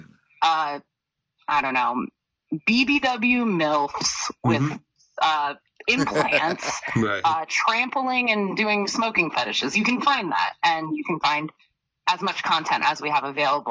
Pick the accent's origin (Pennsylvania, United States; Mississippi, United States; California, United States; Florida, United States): Pennsylvania, United States; Philadelphia; I'm from Philly